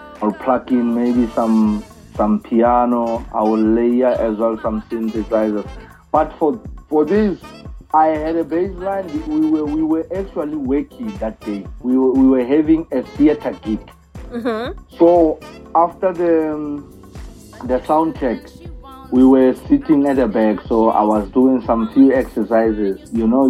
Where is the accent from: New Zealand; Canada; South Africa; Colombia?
South Africa; I'm hailing from South Africa, around the rural areas, where only hope is the only thing that keeps us going there